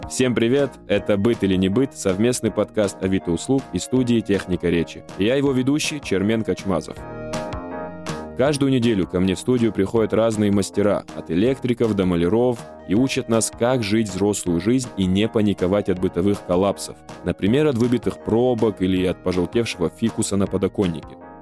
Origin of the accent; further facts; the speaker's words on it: North Ossetia–Alania, Russia; moved away; я из Осетии, и там жил в маленьком селе